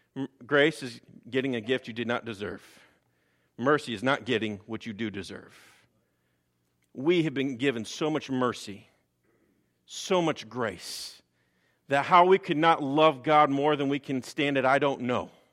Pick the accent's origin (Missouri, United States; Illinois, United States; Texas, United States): Illinois, United States; Chicago; moved away; I'm originally from Chicago, so I tend to talk a little fast.